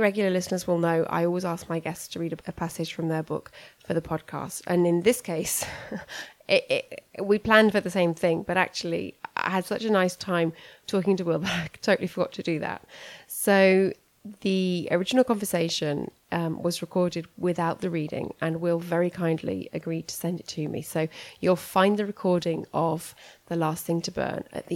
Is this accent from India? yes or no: no; United Kingdom; moved away; As a British person living abroad